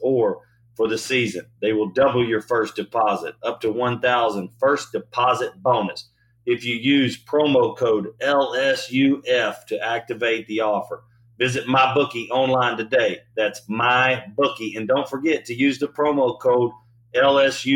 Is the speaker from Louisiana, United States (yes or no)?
yes; Louisiana, United States; growing up in Louisiana